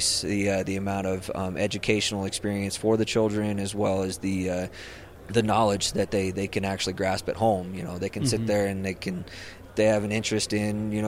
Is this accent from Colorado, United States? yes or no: yes; Rio Blanco County, Colorado, United States; moved away as an adult; I grew up in Rio Blanco County. I mean, Rio Blanco County's home